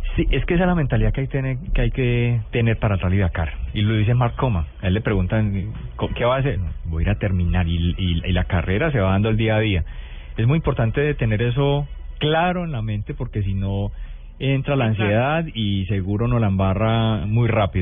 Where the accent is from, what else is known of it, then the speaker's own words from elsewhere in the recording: Toro, Valle del Cauca, Colombia; also born or lived in La Victoria, Valle del Cauca; now in Pereira, Colombia; Yo soy nacido en la Victoria Valle, criado en Toro Valle, pero hace 20 años eh, vivo en Pereira